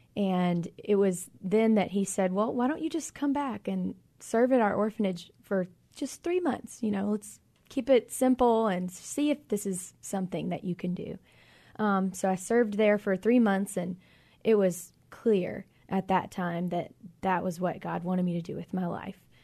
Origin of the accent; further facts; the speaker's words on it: Magee, Mississippi, United States; moved away as an adult; now in Philippines; we actually both grew up in McGee, Mississippi, a very small town south of Jackson